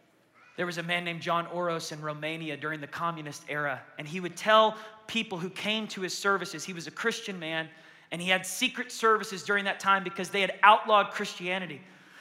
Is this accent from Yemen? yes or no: yes; Yemen; born there; I'm a Muslim. I was born in Yemen. My whole family are Muslims.